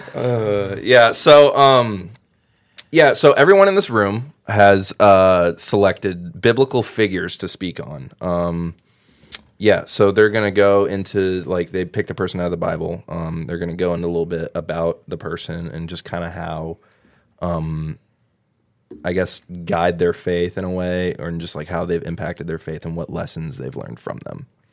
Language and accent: English; New Albany, Ohio, United States; moved away; I grew up in the church, grew up in a little town called New Albany, Ohio